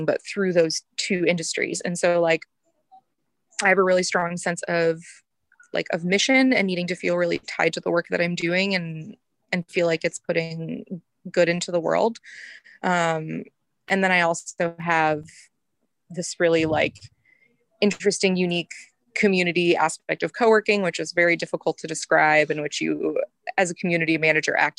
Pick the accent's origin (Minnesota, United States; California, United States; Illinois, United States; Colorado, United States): Illinois, United States; a very small town in Northern; now in West Coast, United States; I'm from a very small town in Northern Illinois. It's a village